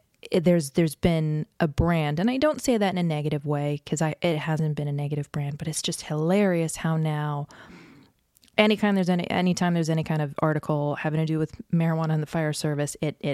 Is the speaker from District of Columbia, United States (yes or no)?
yes; Washington, District of Columbia, United States; I grew up in the Washington, D.C. area, where dad had a top secret clearance